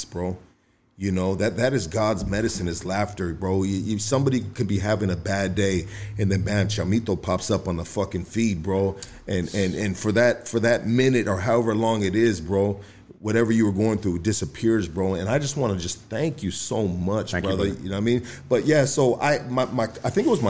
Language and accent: English; Los Angeles, California, United States; I'm from Highland Park